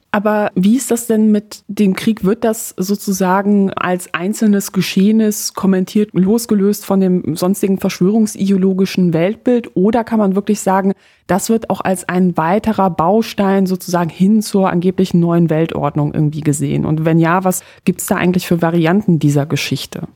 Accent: Poland; moved away; als gebürtige Polin

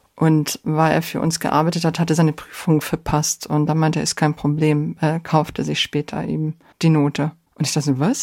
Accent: Germany; also born or lived in Poland; Ich bin gebürtig aus Polen und im Alter von acht Jahren äh, sind meine Familie und ich nach Deutschland emigriert

